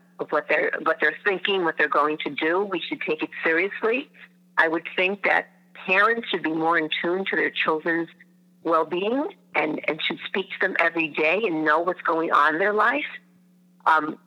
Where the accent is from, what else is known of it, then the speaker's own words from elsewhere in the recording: Hewlett, New York, United States; I am from Hewlett, New York, the Five Towns